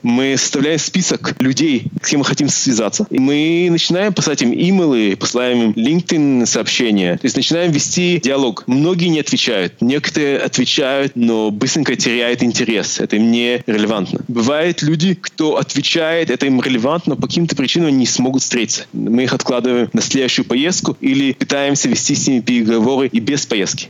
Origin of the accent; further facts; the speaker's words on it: Israel; also born or lived in Moldova; я родился в Молдавии, поэтому я владею русским языком. Э, моя семья эмигрировала в Израиль в 91 году